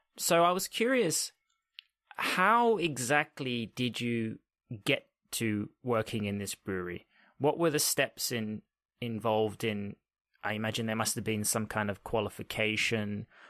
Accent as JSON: {"language": "English", "country": "Australia", "tie": "born or raised there", "said": "growing up in Australia"}